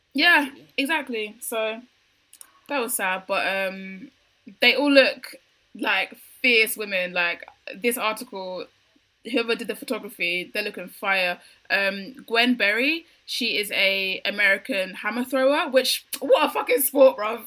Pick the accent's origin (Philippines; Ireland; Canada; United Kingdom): United Kingdom; Britain is involved in that because I literally live here